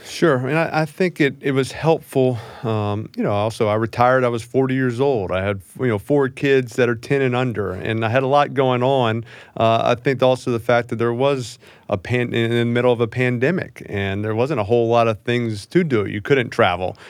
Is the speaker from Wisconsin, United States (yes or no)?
no; New Orleans, Louisiana, United States; growing up in New Orleans